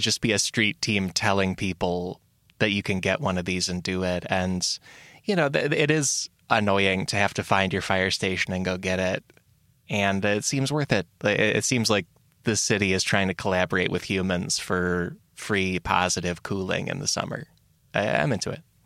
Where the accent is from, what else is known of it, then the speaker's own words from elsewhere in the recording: United States; as an American